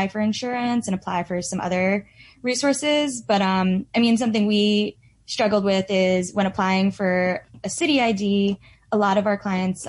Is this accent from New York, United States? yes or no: yes; New York, United States; I'm from New York